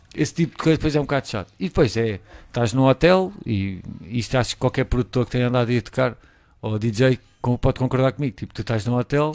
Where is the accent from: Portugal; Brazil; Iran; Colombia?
Portugal; eu sou português